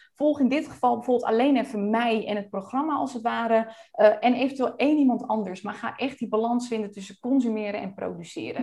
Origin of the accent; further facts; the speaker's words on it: Friesland, Netherlands; now in Almere, Netherlands; We komen beide uit Friesland